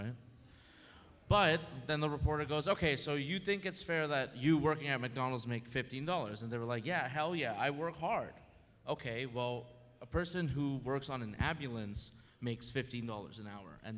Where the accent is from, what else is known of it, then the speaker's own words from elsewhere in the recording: Toronto, Ontario, Canada; now in Los Angeles, United States; We're from Canada, so for 4 years of tuition at a very highly accredited university in Canada, in Toronto, we paid $5,000 a year